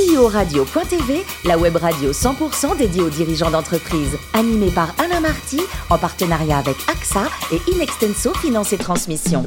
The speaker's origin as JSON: {"language": "French", "region": "southern France", "country": "France", "also_born_or_lived": "Lyon / Neuilly-sur-Seine", "moved": "as an adult", "said": "quand on vient du sud de la France"}